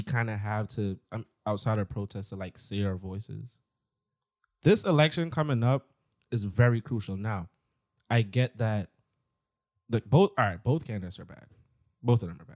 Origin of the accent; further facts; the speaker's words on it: New York, United States; I'm from New York